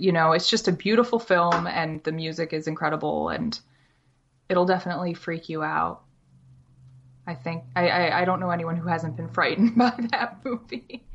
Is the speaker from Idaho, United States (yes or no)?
no; Syracuse, New York, United States; also born or lived in Maryland; now in Ithaca, United States; I'm from Syracuse, New York, specifically Camillus. Um, so I was born, born and raised in Syracuse